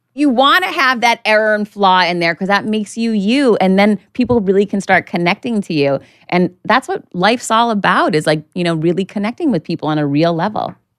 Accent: Worcester, Massachusetts, United States; now in Miami Beach, United States; I grew up right outside of Boston in Worcester, Mass.

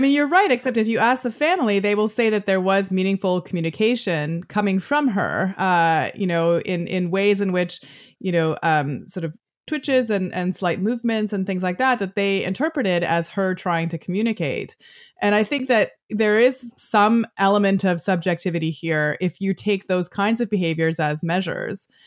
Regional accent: Canada; I'm Canadian

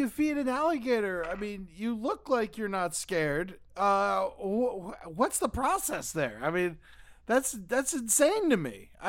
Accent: South Florida, United States; I grew up in South Florida, and we would drive up to Orlando

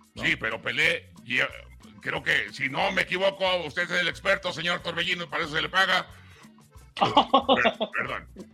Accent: Mexico; somos mexicanos

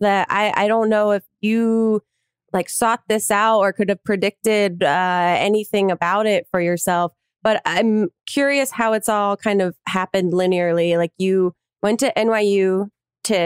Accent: New Jersey, United States; moved away as an adult; now in New York, United States; I'm from New Jersey originally, and also moved to New York after I graduated college

